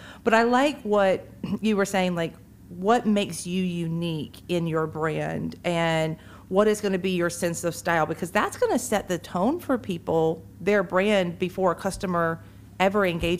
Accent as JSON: {"language": "English", "town": "Moultrie", "region": "Georgia", "country": "United States", "tie": "born or raised there", "moved": "yes", "lives_now": "Perry, United States", "said": "I grew up growing up in Moultrie."}